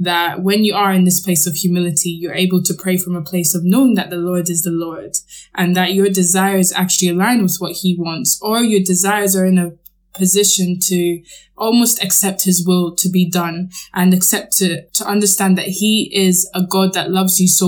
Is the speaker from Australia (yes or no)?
no; Scotland, United Kingdom; I grew up in Scotland and I went to a Catholic school.